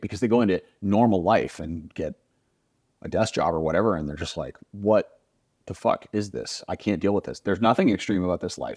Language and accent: English; United States; I grew up in the United States